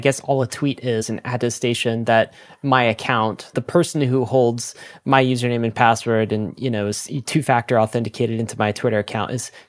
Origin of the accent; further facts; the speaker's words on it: Canada; And I'm also a Canadian citizen. So the government of Canada will like attest that I'm Canadian.